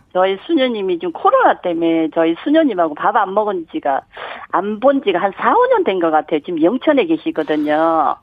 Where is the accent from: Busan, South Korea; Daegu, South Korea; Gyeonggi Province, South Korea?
Daegu, South Korea; also born or lived in Jeju Island; now in Jinhae, South Korea; 원래 고향은 대구인데